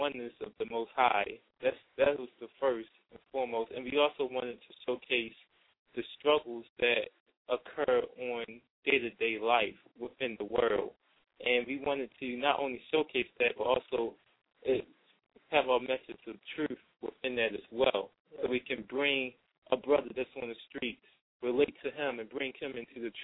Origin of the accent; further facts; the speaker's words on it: Baltimore, Maryland, United States; We grew up in Baltimore, Maryland, in a place of Baltimore called East Baltimore. We grew up there, born and raised our entire life